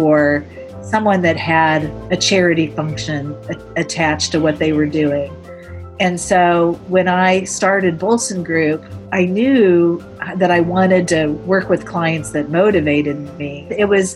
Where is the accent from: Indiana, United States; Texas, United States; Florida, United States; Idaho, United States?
Indiana, United States; moved away as an adult; also born or lived in New York City; now in Indianapolis, United States; I grew up in Indiana, but I moved to New York City